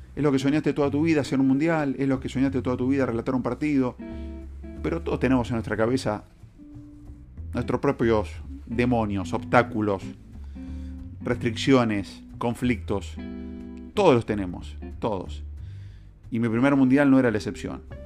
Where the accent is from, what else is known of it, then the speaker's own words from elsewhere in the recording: Argentina; soy argentino y me gusta ser argentino.